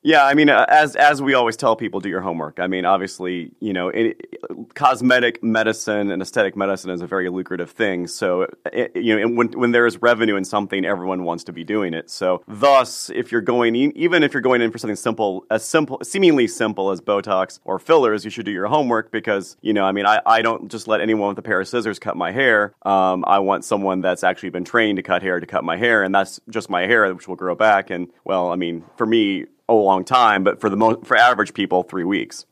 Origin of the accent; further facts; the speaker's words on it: Illinois, United States; moved away as an adult; also born or lived in Jerseyville, Illinois / Peoria, Illinois / Austin, Texas; now in Frisco, United States; I'm from Illinois originally